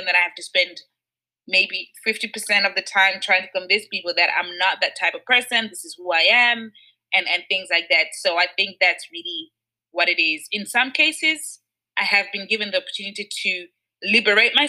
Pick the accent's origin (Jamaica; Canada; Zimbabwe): Zimbabwe; also born or lived in United Kingdom; now in Switzerland; I was born and raised in Zimbabwe